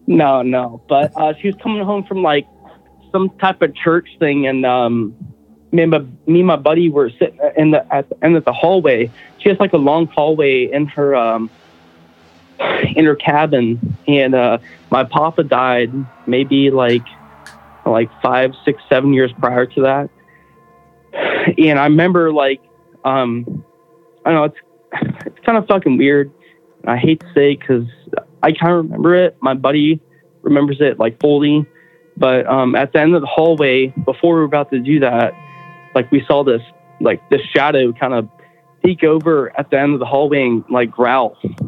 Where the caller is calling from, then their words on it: Houston, Texas, United States; Houston. Butthole, Texas.